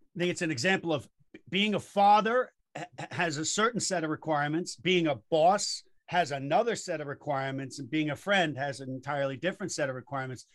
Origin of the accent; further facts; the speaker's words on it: New York, United States; I'm a New Yorker